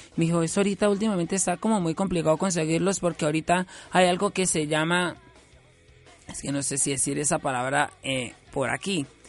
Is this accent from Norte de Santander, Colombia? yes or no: yes; Cáchira, Norte de Santander, Colombia; now in Bucaramanga, Colombia; yo nací aquí en Bucaramanga en el 95 esto, cuando cumplí tres, dos años y medio me llevaron a vivir una finca, Cachira Norte, Santander